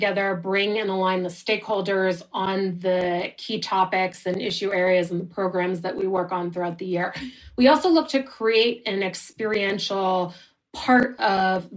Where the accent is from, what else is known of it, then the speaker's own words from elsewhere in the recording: United States; now in Switzerland; an American who lives in Switzerland right now.